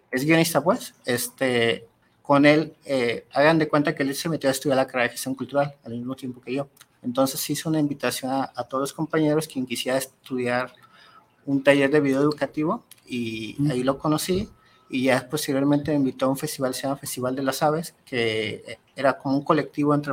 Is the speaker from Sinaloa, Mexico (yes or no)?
no; Guadalajara, Jalisco, Mexico; soy de Guadalajara, crecí allá en el barrio de Oblatos